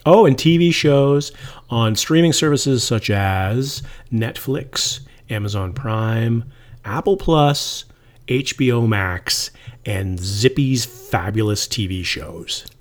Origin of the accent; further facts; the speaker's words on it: Toronto, Ontario, Canada; I grew up in Toronto